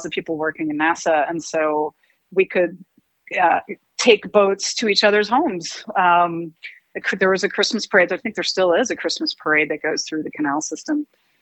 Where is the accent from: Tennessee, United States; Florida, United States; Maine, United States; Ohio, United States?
Florida, United States; Cocoa Beach; now in Colorado, United States; I was born and raised in Cocoa Beach, Florida